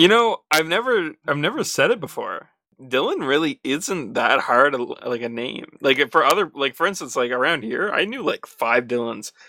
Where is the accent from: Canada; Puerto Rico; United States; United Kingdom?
Canada; as a Canadian